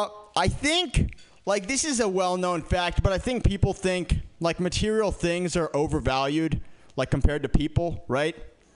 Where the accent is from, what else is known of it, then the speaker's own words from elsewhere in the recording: San Francisco, California, United States; I grew up in San Francisco. San Francisco is pretty liberal